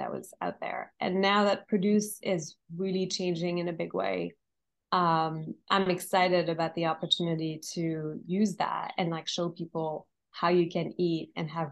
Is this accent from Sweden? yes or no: no; France; moved away; I'm originally from France